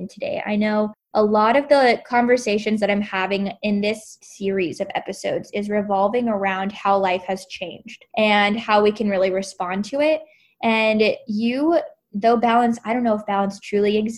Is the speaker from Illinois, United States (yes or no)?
no; Florida, United States; I was born in Florida